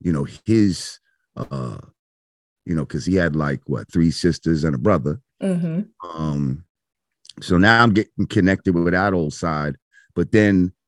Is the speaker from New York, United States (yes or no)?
yes; New Rochelle, New York, United States; We grew up in New Rochelle